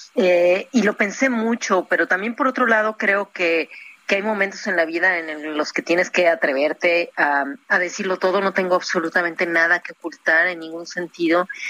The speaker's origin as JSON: {"language": "Spanish", "country": "Mexico", "also_born_or_lived": "Cancún", "moved": "as an adult", "lives_now": "Europe", "said": "Yo soy muy mexicana en ese sentido. Me gusta mucho mi tierra, mi país"}